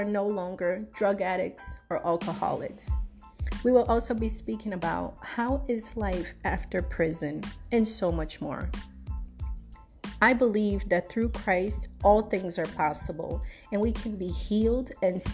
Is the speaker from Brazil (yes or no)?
yes; Brazil; also born or lived in South Florida; now in Florida, United States; I was born in Brazil, but I currently reside in South Florida